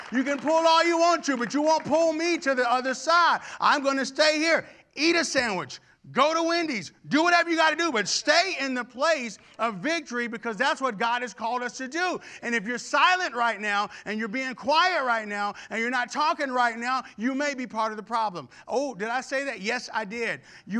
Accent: Houston, Texas, United States; also born or lived in Arkansas; When I was a really, really young kid, we moved from Arkansas to Houston, and we were building a home.

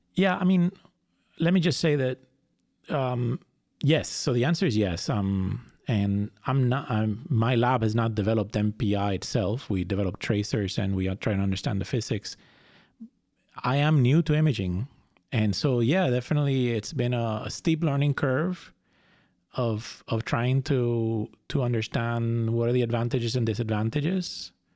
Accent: Fajardo, Puerto Rico; moved away; I was born and raised in Puerto Rico. I grew up in Fajardo, which is a beach town.

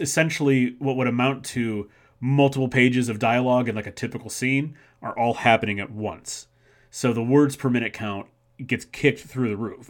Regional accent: Macedonia, Ohio, United States; my hometown of Macedonia, Ohio

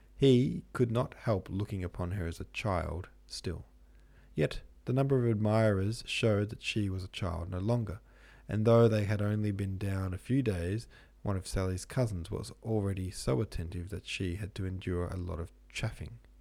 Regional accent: Melbourne, Victoria, Australia; Melbourne, where I'm from

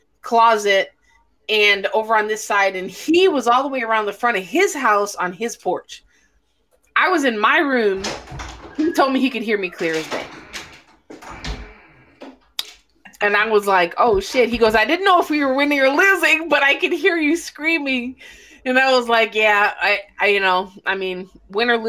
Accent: Illinois, United States; now in Texas, United States; I was born in Illinois

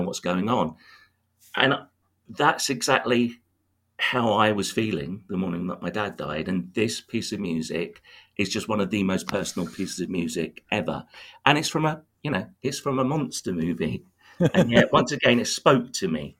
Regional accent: Tunbridge Wells, South East England, United Kingdom; my hometown of Tunbridge Wells

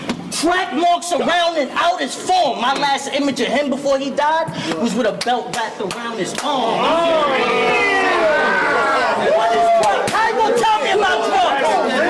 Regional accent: Brooklyn, New York, United States; I mean, I'm from Brooklyn all day. We don't see BS.

